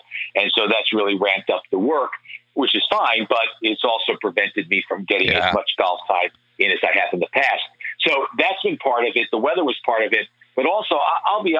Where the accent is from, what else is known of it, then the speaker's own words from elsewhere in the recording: New York City, New York, United States; now in New Jersey, United States; my old neighborhood that I grew up in Inwood